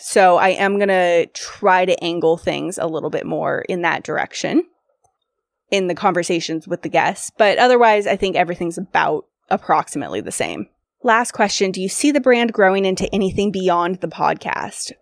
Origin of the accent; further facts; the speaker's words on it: Sacramento, California, United States; Grew up in Sacramento, California.